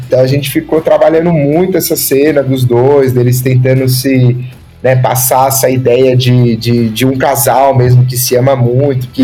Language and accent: Portuguese; Osasco, São Paulo, Brazil; Eu sou aqui de Osasco, e eu juntava meus amigos aqui de bairro e tal, e fazia os filmes